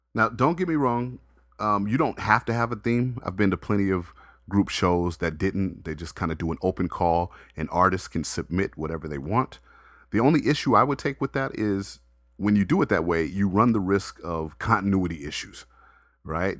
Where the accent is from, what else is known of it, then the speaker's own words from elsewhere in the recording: Las Vegas, Nevada, United States; growing up in Vegas